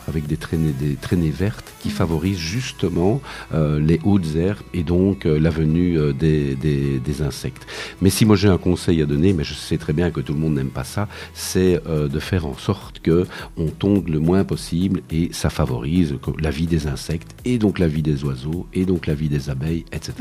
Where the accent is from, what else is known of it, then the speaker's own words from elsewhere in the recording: Wallonia, Belgium; chez nous en Wallonie, en Belgique